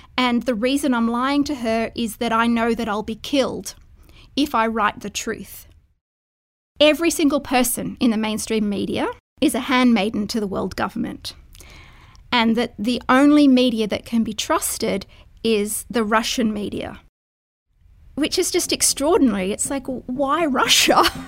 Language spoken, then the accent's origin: English; Brisbane, Queensland, Australia; also born or lived in Holland; I grew up in Brisbane